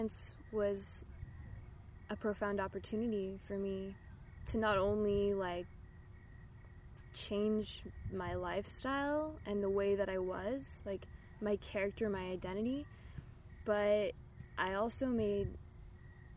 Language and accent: English; Irvine, California, United States; growing up in Irvine